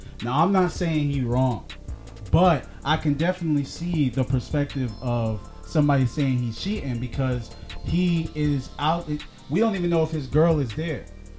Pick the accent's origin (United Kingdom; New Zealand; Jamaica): Jamaica; I'm Jamaican, right?